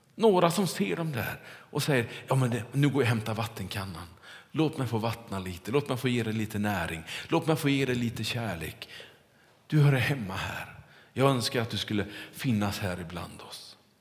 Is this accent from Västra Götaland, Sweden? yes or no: yes; Kungälv, Västra Götaland, Sweden; När jag var liten och cyklade omkring hemma i Kungälv, så var det på nya asfalterade vägar runt vårt kvarter där vi bodde.